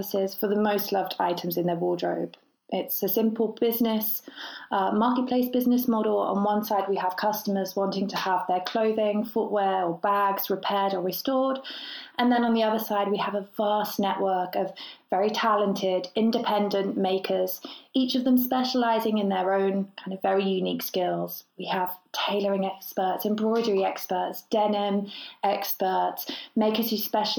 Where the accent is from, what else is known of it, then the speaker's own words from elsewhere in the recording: Birmingham, West Midlands, United Kingdom; now in London, United Kingdom; Right now I'm here in London, but I was born and raised in Birmingham